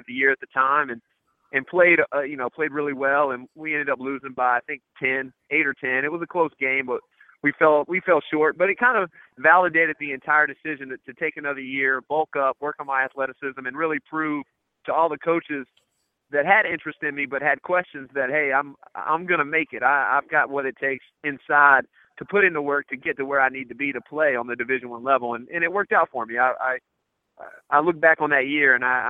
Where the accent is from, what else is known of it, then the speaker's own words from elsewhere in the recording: North Carolina, United States; I'm from North Carolina